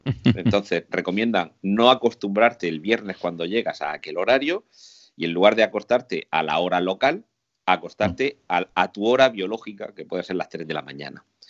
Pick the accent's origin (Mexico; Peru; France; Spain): Spain; Murcia, Region of Murcia; Yo iba vestido de, huertano, de aquí de Murcia, con mis zarahueles, con mi, con mi, con mi faja, con mi chaleco. O sea, si soy de Murcia